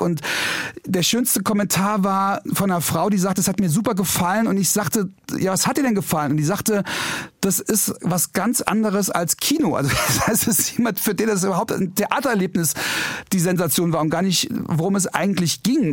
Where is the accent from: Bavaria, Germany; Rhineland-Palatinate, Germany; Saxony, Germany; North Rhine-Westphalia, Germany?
Rhineland-Palatinate, Germany; Trier; moved away; ich komme aus Trier